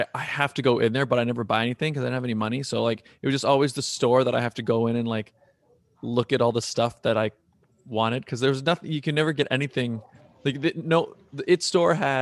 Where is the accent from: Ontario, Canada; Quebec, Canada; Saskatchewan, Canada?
Ontario, Canada; Toronto; I was born right downtown, and I grew up in North York.